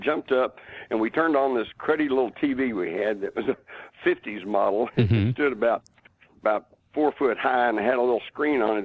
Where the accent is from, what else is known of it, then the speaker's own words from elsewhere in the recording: Texas, United States; as a Texan at the time